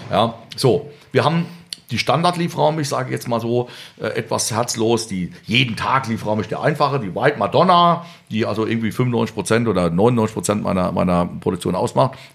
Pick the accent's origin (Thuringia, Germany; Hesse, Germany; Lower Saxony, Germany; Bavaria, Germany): Bavaria, Germany; Bei uns in Bayern jetzt?